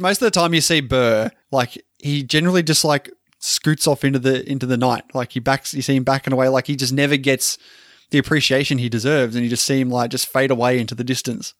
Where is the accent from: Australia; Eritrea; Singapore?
Australia; I'm an Australian